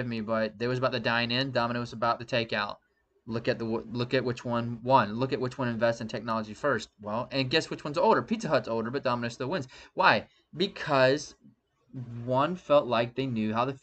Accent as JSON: {"language": "English", "town": "Statesboro", "region": "Georgia", "country": "United States", "tie": "born or raised there", "said": "Zaxby's, was created in my hometown"}